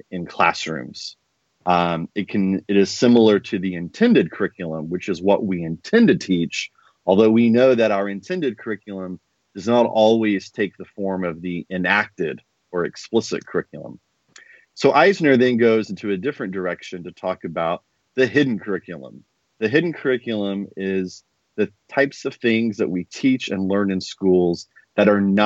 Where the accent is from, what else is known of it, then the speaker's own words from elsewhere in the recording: Indiana, United States; I'm from Indiana, positioning my background.